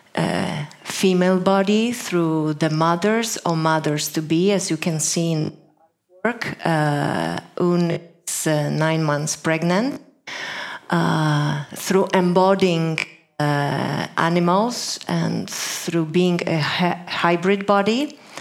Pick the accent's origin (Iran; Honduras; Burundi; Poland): Poland; I come from Poland.